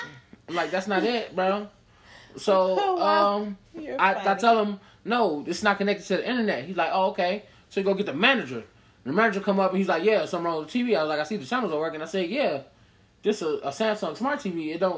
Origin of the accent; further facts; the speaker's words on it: Illinois, United States; I'm from Illinois.